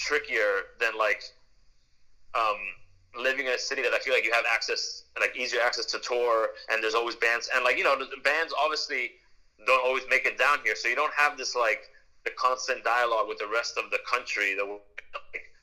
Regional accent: Miami, Florida, United States; We're playing in a rock and roll band or whatever you want to call it, a garage band or a punk band, whatever. Like, and we're from Miami

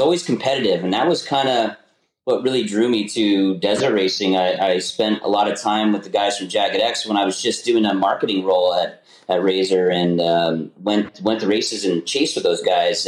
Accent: Bethlehem, Pennsylvania, United States; I grew up in Bethlehem, Pennsylvania.

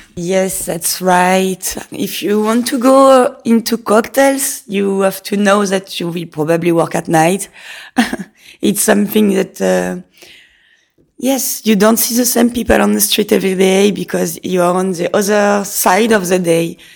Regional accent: Nice, Provence-Alpes-Côte d'Azur, France; English is a second language; moved away as an adult; also born or lived in London; now in Lausanne, Switzerland; I'm coming from Nice in south of France. So when I was young and I wanted to get my own money, I had to find a job.

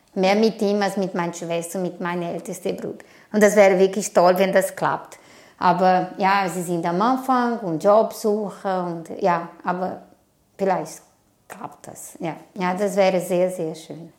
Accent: Brazil; German is a second language; now in Switzerland; Ich komme aus Brasilien und bin ich seit 24 Jahren hier.

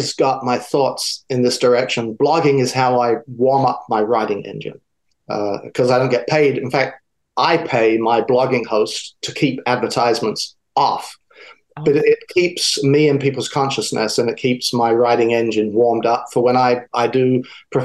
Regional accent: South of England, United Kingdom; moved away as an adult; also born or lived in DeLand, Florida; now in United States; my accent is from the South. I grew up in the South of England.

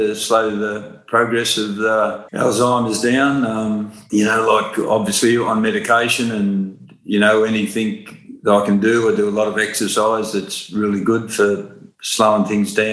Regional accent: Gooloogong, New South Wales, Australia; moved away as an adult; also born or lived in Cowra / Sydney; from the little town of Gulongong I lived

